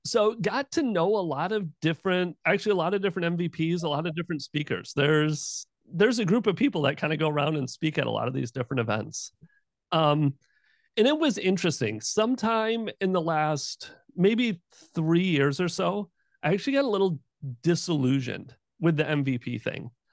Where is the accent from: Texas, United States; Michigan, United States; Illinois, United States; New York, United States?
Michigan, United States; now in Jacksonville, United States; I grew up in Michigan